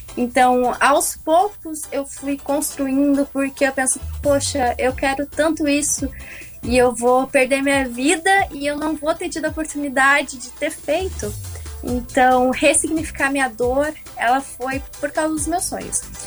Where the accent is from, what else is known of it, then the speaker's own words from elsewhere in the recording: Rio Grande, Rio Grande do Sul, Brazil; now in Porto Alegre, Brazil; Sou natural de Rio Grande